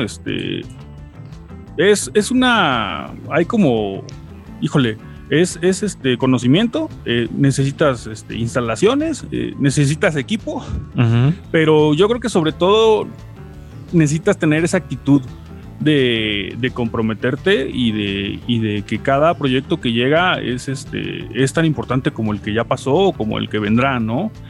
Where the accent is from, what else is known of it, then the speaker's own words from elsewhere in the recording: Veracruz, Mexico; now in Puebla, Mexico; aunque no soy de acá, soy de Veracruz